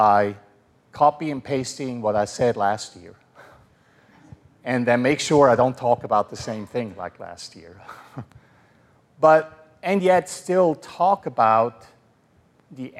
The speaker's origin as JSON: {"language": "English", "country": "Switzerland", "moved": "as an adult", "lives_now": "United States", "said": "in Switzerland, we are neutral"}